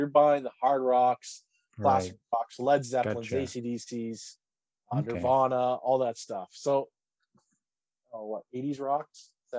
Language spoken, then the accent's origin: English; Canada; It's tougher for us as Canadian sellers to sell VHS tapes in Canada because of how expensive everything is.